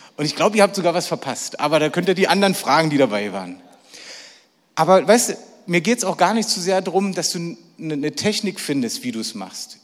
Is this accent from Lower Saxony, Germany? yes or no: no; Berlin, Germany; ich bin echter Berliner und zwar wirklich ein echter, echter. Ich bin in Berlin geboren, ich bin dort gelebt und alles, was ich mache, mache ich in Berlin.